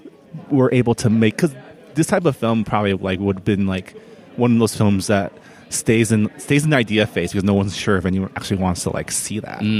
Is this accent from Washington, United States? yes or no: no; San Gabriel, California, United States; Very much San Gabriel.